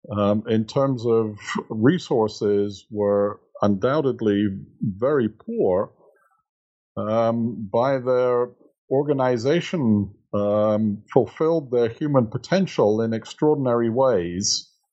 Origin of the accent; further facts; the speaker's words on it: England, United Kingdom; moved away as an adult; now in United States; I'm originally from England, but have been living in the United States since 1980